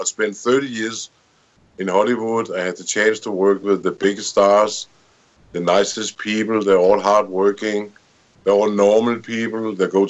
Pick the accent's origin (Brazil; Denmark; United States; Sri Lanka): Denmark; now in Spain; I'm from Denmark.